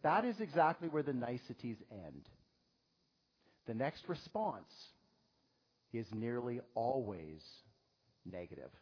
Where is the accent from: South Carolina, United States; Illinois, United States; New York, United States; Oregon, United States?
New York, United States; as New Yorkers